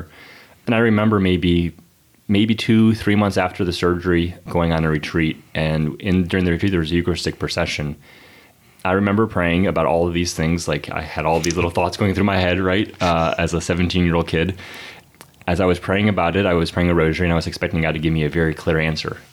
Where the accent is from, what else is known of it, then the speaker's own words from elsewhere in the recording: Raleigh, North Carolina, United States; also born or lived in Chicago, Illinois; I am from Raleigh. I grew up in the Raleigh area, was born in Chicago. My family moved to Raleigh when I was about 6 years old.